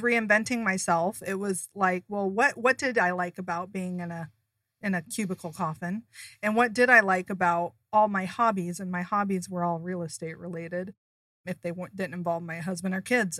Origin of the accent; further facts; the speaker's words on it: Seattle, Washington, United States; moved away as an adult; now in Arizona, United States; I'm originally from Seattle. I grew up there, had my kids there